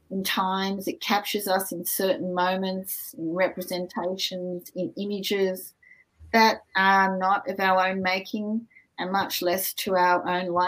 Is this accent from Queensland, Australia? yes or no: no; Wiradjuri country, Murrumbidgee River, New South Wales, Australia; now in Canberra, Australia; I belong to the Wiradjuri people um, on the Murrumbidgee River